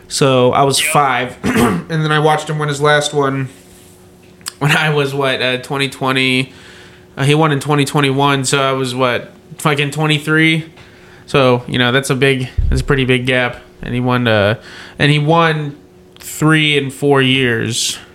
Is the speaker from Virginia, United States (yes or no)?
yes; Virginia, United States; now in Oklahoma, United States; Virginia Tech's just my hometown state team